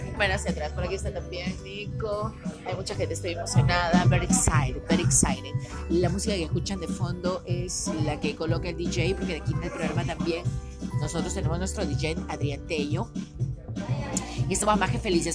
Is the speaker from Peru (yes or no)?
yes; Peru; Somos peruanos